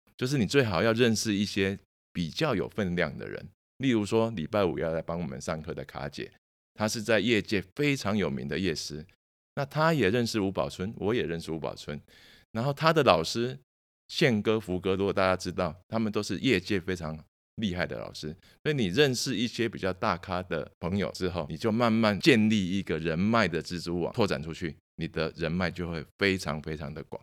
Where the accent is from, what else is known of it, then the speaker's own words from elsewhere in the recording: Taiwan; 从小就在娱乐界长大